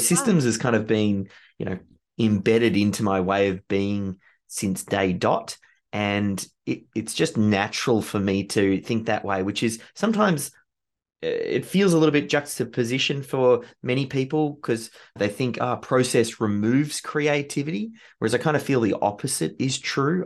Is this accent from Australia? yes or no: yes; Australia; being Australian